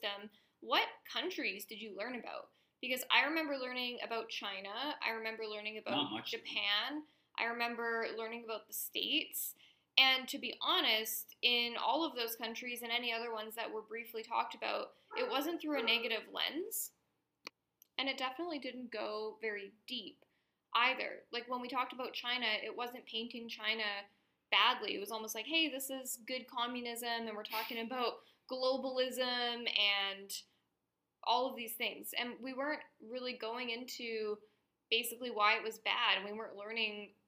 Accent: Canada; in the school system growing up in Canada

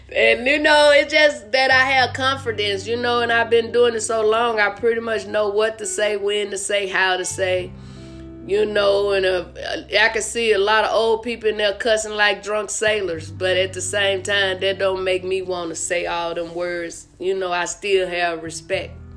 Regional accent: Arkansas, United States; now in Las Vegas, United States; I'm from Arkansas

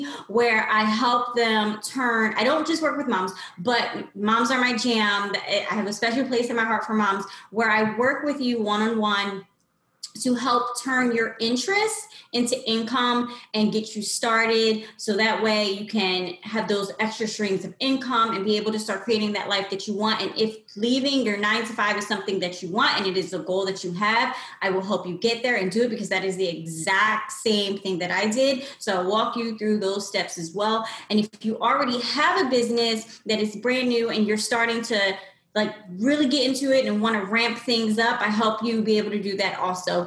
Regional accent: Lancaster, Pennsylvania, United States; moved away as an adult; now in Philadelphia, United States; I've been in the Philadelphia area back and forth for a few years, but I'm actually from Lancaster, Pennsylvania, where the Amish people live.

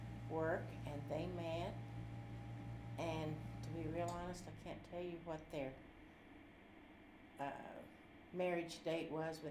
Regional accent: Crane, Missouri, United States; also born or lived in Louisiana, Missouri; And I went all 12 years of school in Crane.

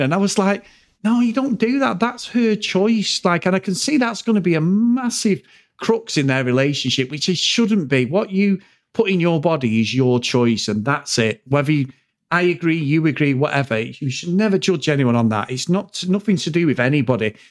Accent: England, United Kingdom; when they knew you from England

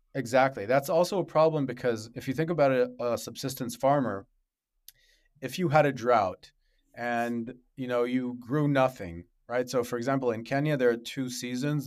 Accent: Israel; also born or lived in Africa; I grew up in Africa and in Israel

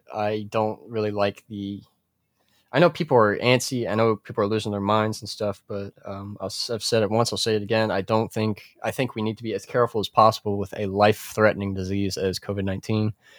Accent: United States; I'm an American man. I'm a true American

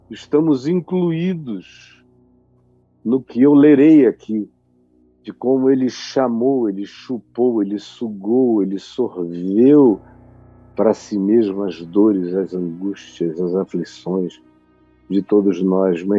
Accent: Manaus, Amazonas, Brazil; gente nos ouvindo da minha terra, em Manaus, no Amazonas

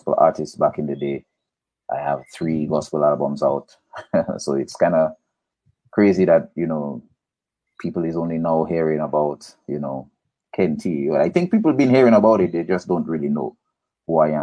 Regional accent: Portsmouth, Dominica; also born or lived in north of Dominica; originally from Portsmouth. I grew up in between two places, Portsmouth and Savanpai Gilead area, that's up in the north

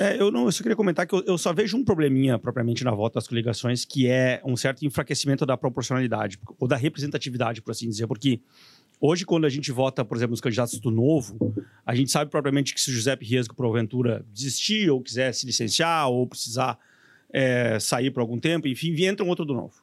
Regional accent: Santa Maria, Rio Grande do Sul, Brazil; somos de Santa Maria, eu também sou de lá

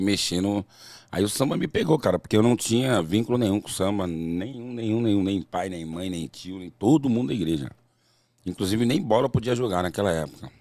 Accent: São Paulo, Brazil; also born or lived in Tucuruvi, São Paulo; Eu nasci no Tucuruvi e com uns 4, 5 anos de idade eu fui para um lugar chamado Coab Prestes Maia

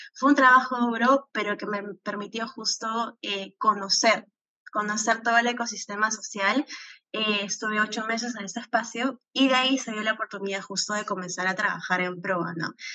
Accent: Peru; me considero una peruana eh, muy patriota

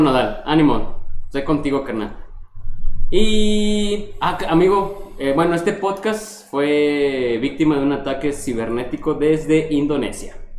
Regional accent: Mexico; como buen mexicano

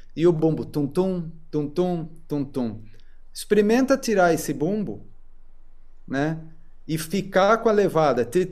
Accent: Sorocaba, São Paulo, Brazil; eu nasci em Sorocaba, né? E cresci lá. Mudei para São Paulo só quando fui fazer faculdade.

